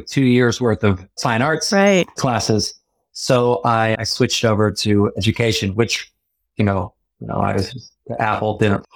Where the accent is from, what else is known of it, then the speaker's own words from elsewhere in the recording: Dayton, Ohio, United States; moved away; Dayton, Ohio, where I'm from, is little D